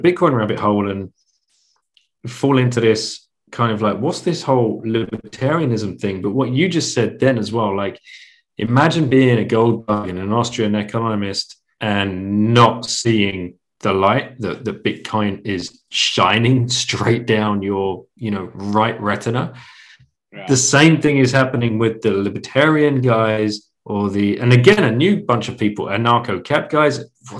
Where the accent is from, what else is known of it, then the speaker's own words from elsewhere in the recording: England, United Kingdom; moved away as an adult; also born or lived in Singapore; I grew up in England